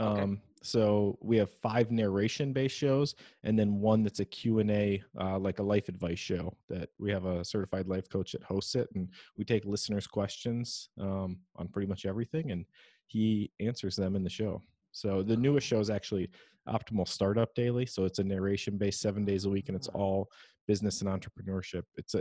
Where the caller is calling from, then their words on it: Menominee, Michigan, United States; So I'm recording from the Upper Peninsula of Michigan.